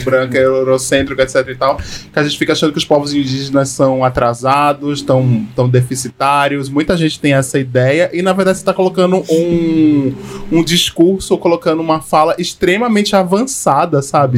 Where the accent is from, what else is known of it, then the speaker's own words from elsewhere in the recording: Northeast Region, Brazil; Eu sou do Nordeste